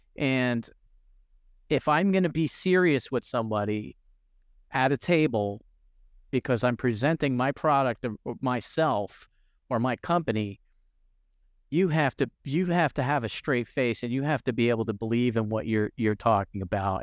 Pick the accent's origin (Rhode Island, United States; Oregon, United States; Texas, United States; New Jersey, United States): New Jersey, United States; growing up in New Jersey, most of my friends were all Hispanic